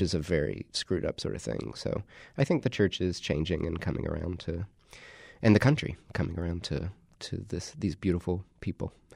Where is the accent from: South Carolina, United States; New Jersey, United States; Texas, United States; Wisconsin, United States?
South Carolina, United States; My dad's a, a Southern Baptist minister in South Carolina, so I grew up in the Carolinas